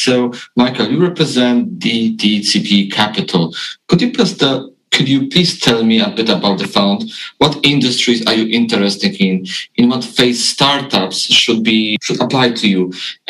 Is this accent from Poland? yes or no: yes; Poland; I'm from Poland.